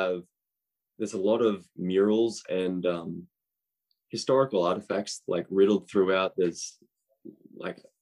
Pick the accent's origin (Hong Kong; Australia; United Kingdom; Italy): Australia; now in United States; I'm Australian